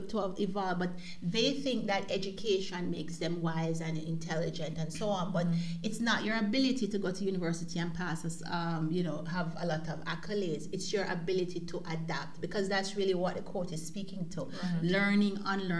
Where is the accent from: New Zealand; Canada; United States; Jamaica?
Jamaica; now in Germany; we've lived outside of Jamaica now for a very long time, you and I.